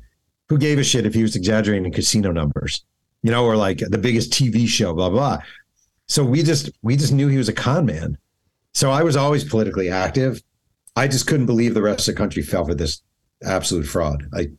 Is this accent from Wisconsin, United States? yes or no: no; New York, United States; I'm from New York